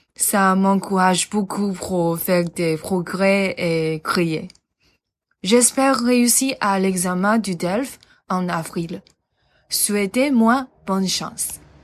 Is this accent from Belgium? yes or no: no; Taiwan; French is a second language; Je suis taïwanaise